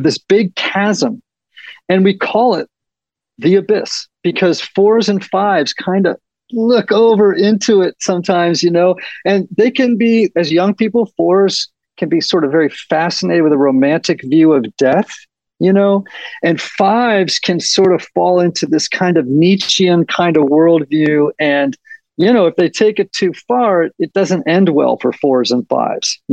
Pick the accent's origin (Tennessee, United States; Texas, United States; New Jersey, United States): Tennessee, United States; Nashville; we're from Nashville